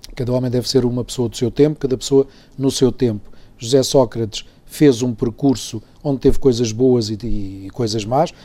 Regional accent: Portugal

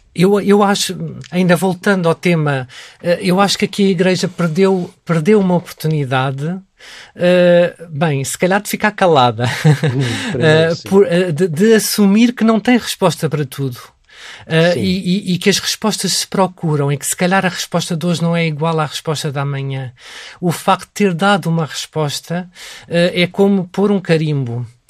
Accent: Portugal; sou católico porque nasci em Portugal e porque nasci no seio de uma família católica

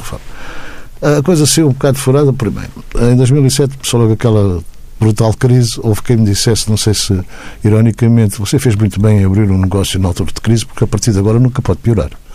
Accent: Azores, Portugal; eu sou açoriano

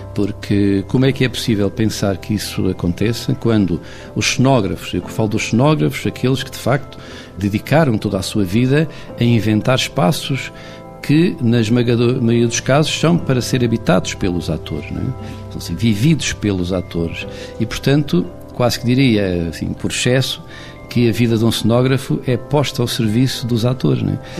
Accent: Castelo Branco, Centro, Portugal; eu nasci em Castelo Branco

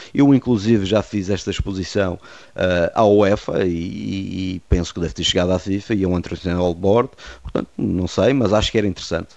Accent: Madeira, Portugal; Eu fui o único árbitro madeirense da Associação Fal Madeira

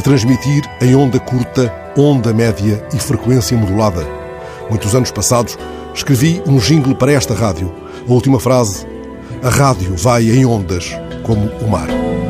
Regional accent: Benguela, Angola; moved away; lá na Benguela onde nasci para a rádio

